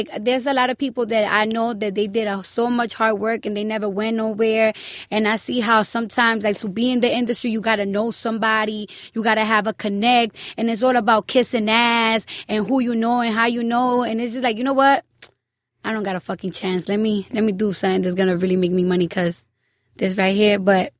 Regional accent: Bronx, New York, United States; I'm from the Bronx.

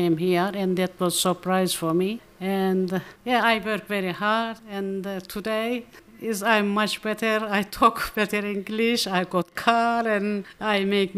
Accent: Northern Cyprus, Cyprus; English is a second language; moved away as an adult; now in Australia; I am from Northern Cyprus

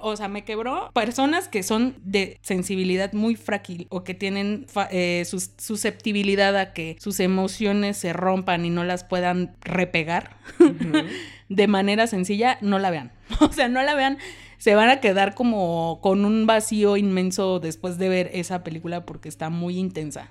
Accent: Mexico; somos mexicanos

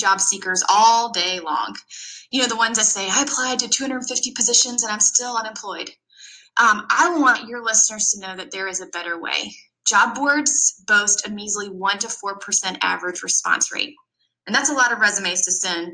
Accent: Georgia, United States; I grew up in small town Georgia.

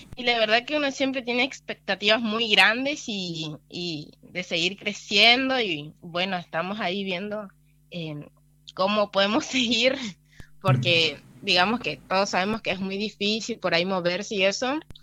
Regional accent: Villa Rural El Palmar, Chaco, Argentina; desde que nací vivo acá, mis papás estaban acá, viven hace como unos 19 años Así que prácticamente de nacimiento acá.

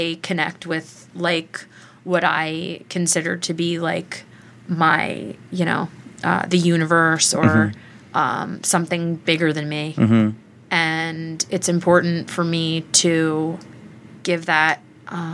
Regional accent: Key West, Florida, United States; I was born in Key West, Florida

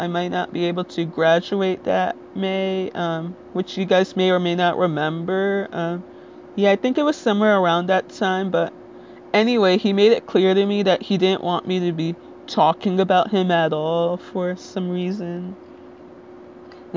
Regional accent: Little Ferry, New Jersey, United States

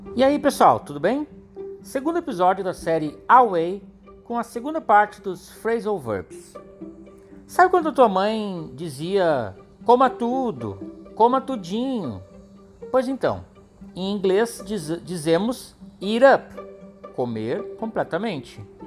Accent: Gravataí, Rio Grande do Sul, Brazil; Eu nasci em Gravataí e cresci lá também

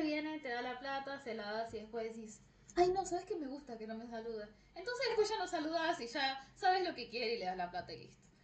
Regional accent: Argentina; yo soy argentina

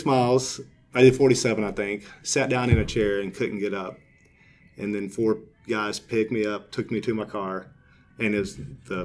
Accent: United States; I grew up in the Ouachita Mountains.

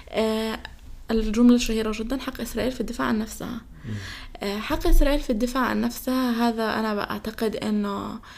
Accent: Palestine; أنا كفلسطيني يقع علي ظلم أنا أطلع أقول أنا ضد هذه الدولة هذه الدولة احتلت أرضي

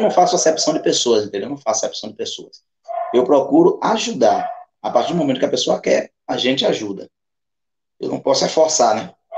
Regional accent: Alagoinhas, Bahia, Brazil; onde eu nasci? que é aqui no bairro do Mangalô, na Baixa do Corte, no Mangalô em si

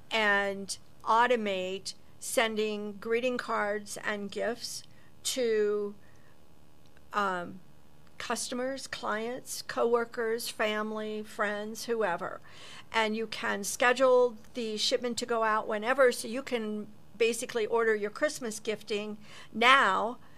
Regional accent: Ohio, United States; So home was Ohio.

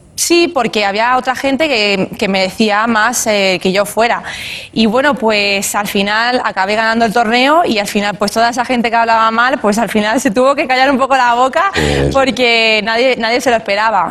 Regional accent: Spain; aquí en España, en mi país.

